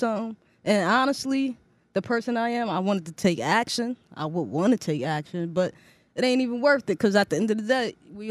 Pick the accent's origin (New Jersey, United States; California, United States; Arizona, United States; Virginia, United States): New Jersey, United States; Newark; I'm from Jersey, North New Jersey.